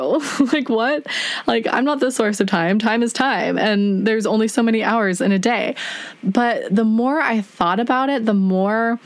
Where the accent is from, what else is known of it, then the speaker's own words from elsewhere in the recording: United States; as an American